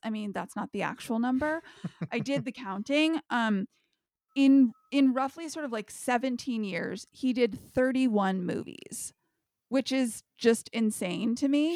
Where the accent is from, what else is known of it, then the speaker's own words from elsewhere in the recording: United States; all of us Americans